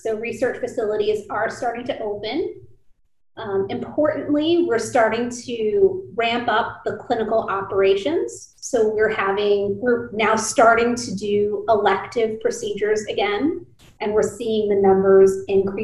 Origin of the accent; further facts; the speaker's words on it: United States; growing up as a first generation American, I would spend a lot of time traveling back and forth between India when we were on summer vacation, and then spending the school year here